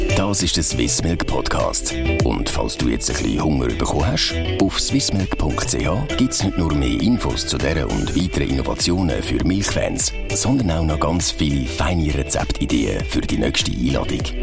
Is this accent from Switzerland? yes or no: yes; Switzerland; bei uns in der Schweiz